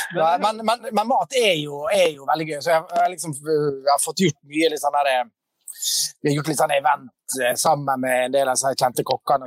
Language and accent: Norwegian; Sunnmøre, Møre og Romsdal, Norway; Jeg kommer fra Sunnmøre